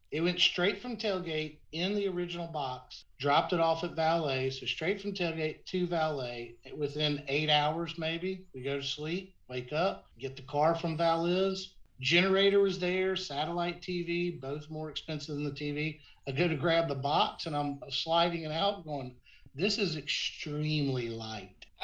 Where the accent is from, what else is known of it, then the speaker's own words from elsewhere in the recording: Decatur, Georgia, United States; I'm from Decatur